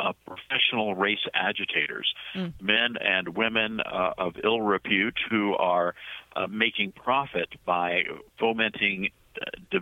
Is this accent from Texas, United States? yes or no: no; Tennessee, United States; I'm originally from Tennessee